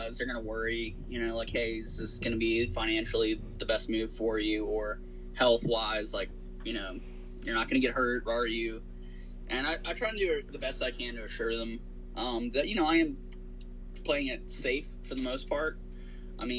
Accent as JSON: {"language": "English", "town": "Chesterfield", "region": "Virginia", "country": "United States", "tie": "born or raised there", "also_born_or_lived": "Richmond, Virginia", "said": "my hometown, here in Virginia, which I technically live in Richmond, but the high school I went to is about 10 minutes outside of the city in Chesterfield"}